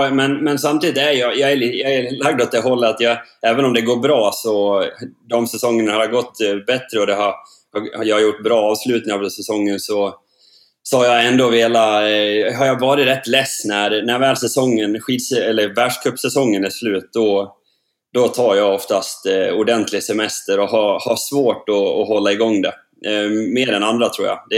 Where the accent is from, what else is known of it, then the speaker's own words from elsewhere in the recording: Sogmyra, Norway; Ja, det er hjemme i Sogmyra, Eh, der jeg er oppvokst. Og jeg har bygd et nytt hus her.